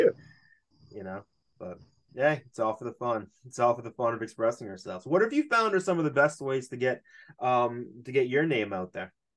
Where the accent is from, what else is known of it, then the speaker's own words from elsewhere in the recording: Boston, Massachusetts, United States; I'm from Boston